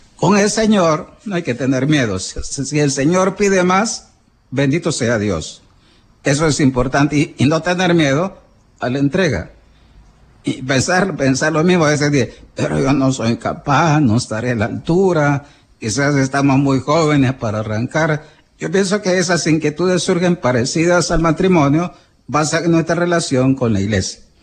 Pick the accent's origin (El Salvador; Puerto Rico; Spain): El Salvador; somos los salvadoreños